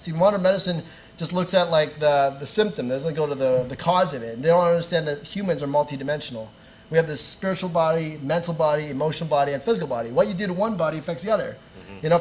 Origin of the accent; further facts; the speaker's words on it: Canada; I grew up in Canada. My family's in the Philippines